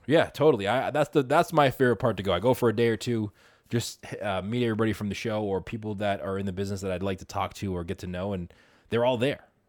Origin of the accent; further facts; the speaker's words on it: Boston, Massachusetts, United States; I'm from Boston, so we're based out of Boston